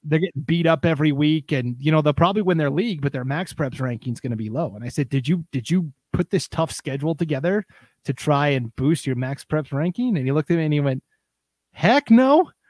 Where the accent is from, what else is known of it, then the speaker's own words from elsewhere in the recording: Montana, United States; moved away as an adult; also born or lived in Nebraska; now in Idaho, United States; I grew up in Montana, obviously, and for a while I lived in Nebraska